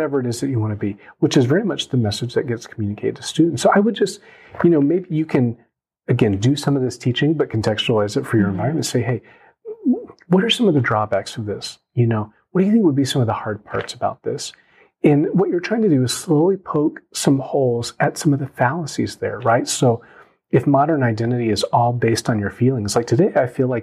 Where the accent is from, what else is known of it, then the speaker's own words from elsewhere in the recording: United States; I'm Korean American, I'm a pastor, I'm a dad, I'm a brother.